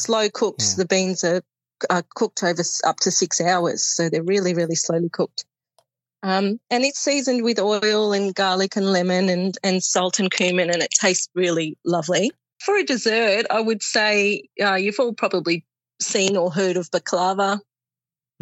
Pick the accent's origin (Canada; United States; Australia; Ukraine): Australia; Melbourne, Victoria; I was born and raised in Melbourne.